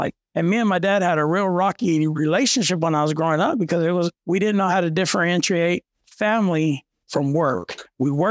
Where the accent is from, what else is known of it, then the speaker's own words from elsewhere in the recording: Tatum, New Mexico, United States; now in Hobbs, United States; I grew up in Tatum, New Mexico, which is 42 miles north of Hobbs, small little town.